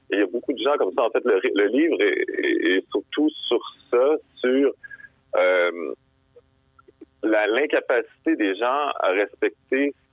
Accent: Quebec, Canada; j'ai 32, mais j'ai comme réalisé que depuis que je suis né au Québec

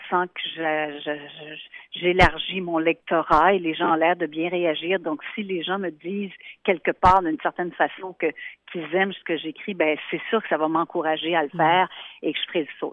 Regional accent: Montreal, Quebec, Canada; also born or lived in Yellowknife; Je suis native de Montréal au Québec

